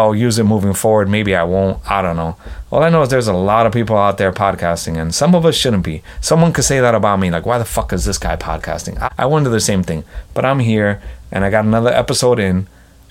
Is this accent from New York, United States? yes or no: yes; New York, United States; I'm a New Yorker